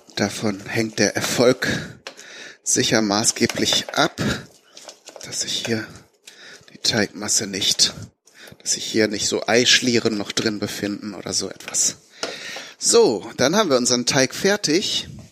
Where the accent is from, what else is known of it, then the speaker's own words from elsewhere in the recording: Bünde, North Rhine-Westphalia, Germany; in meiner Heimatstadt in Bünde